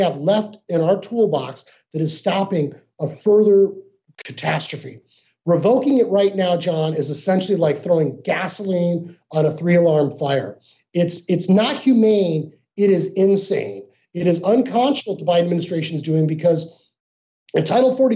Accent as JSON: {"language": "English", "region": "Arizona", "country": "United States", "tie": "born or raised there", "said": "I grew up here in Arizona"}